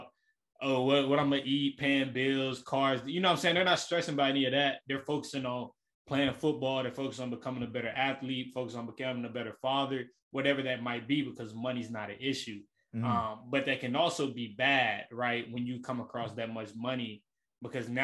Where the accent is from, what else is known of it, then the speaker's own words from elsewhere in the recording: Memphis, Tennessee, United States; from Memphis, Tennessee, born and raised in the Elm.